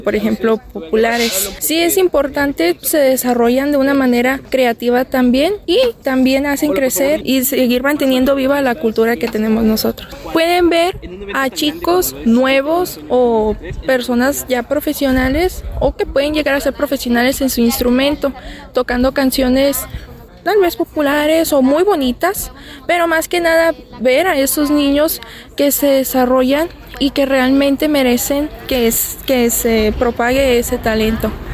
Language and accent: Spanish; Nuevo Laredo, Tamaulipas, Mexico; Yo vengo desde Nuevo Laredo, en mi Mataulipas